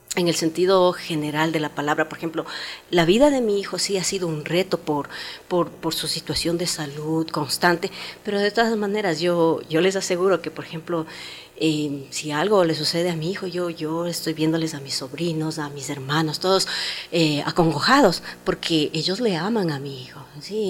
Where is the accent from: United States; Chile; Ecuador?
Ecuador; Nosotros, por ejemplo, como ecuatorianos